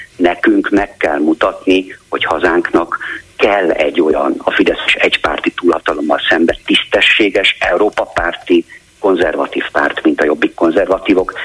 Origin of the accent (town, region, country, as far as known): Sopron, Győr-Moson-Sopron, Hungary; born or raised there; first language German; Hungarian is a second language; moved away as an adult; now in Budapest, Hungary